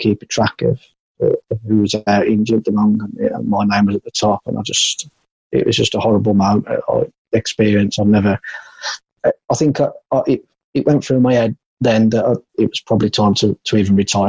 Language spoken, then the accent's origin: English; Walsall, West Midlands, United Kingdom; So Bournemouth really was the only option apart from Walsall. And I didn't fancy Walsall. It's my hometown club, and I've been and watched them loads of times.